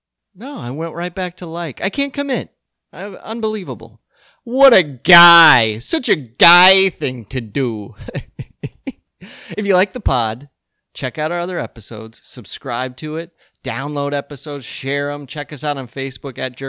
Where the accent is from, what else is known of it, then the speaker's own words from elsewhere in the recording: Colorado, United States; growing up in Colorado with Hispanics and Anglos.